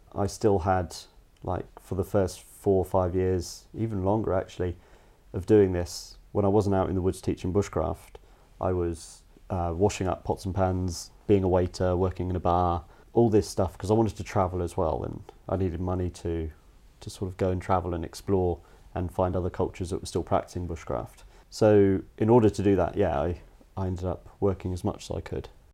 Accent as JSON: {"language": "English", "country": "Cayman Islands", "tie": "born or raised there", "also_born_or_lived": "United States", "moved": "yes", "said": "I was born in the States. When I was about four, moved over to an island in the Caribbean, the Cayman Islands, and just had a, a little bit of sort of a feral up, bringing, I guess, as a kid."}